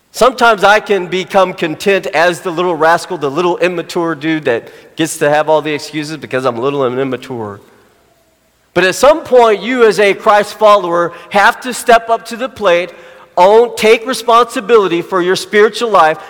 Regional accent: Arkansas, United States; Arkansas is my hometown, grown, born, born and raised there

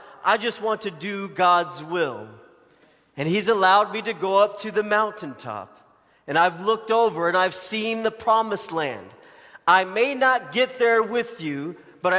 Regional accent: Arkansas, United States; moved away; I grew up in Arkansas

